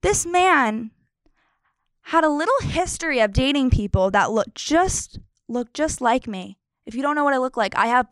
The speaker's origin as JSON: {"language": "English", "region": "Pennsylvania", "country": "United States", "said": "I'm from Pennsylvania"}